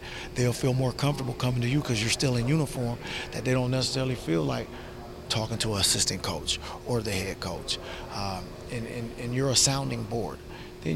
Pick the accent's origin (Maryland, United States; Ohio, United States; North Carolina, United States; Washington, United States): Washington, United States; Seattle; growing up in Seattle, a guy like Doug Christie from the neighborhood came back and kind of mentored everybody